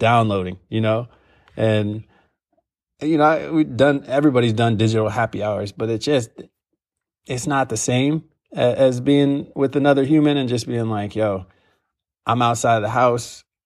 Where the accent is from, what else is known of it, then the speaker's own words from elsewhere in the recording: Ohio, United States; I'm from Ohio.